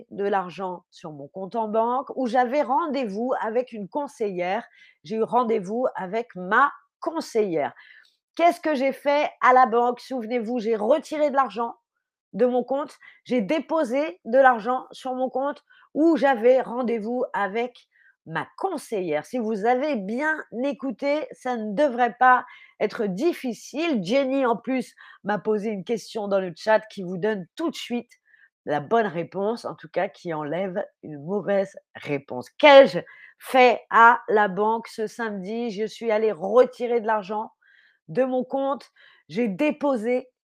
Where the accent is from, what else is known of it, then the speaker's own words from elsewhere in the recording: France; Je suis française, évidemment que j'ai cuisiné.